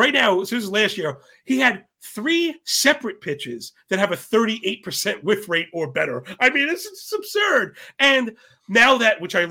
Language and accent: English; New York, United States; I'm from New York